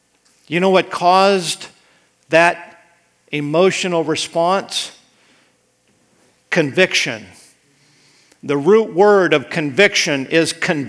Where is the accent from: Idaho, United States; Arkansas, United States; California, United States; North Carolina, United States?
Idaho, United States; when I was growing up in Idaho.